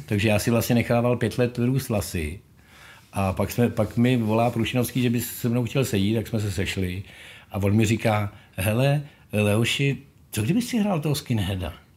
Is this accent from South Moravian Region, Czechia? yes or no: no; Ústí nad Labem, Ústí nad Labem Region, Czechia; Já jsem z Ústí nad Labem, rodák, hmm. lokal patriot.